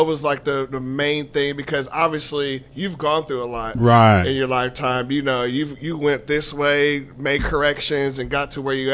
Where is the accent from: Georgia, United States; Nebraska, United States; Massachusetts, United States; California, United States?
Georgia, United States; I'm from Georgia